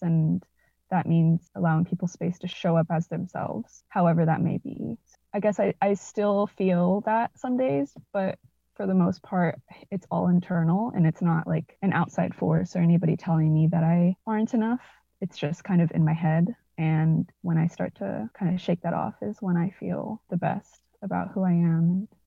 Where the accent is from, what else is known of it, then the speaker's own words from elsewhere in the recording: Norman, Oklahoma, United States; also born or lived in Edmond, Oklahoma; So, I grew up in Oklahoma. I was born and raised here, and both my parents immigrated from Mexico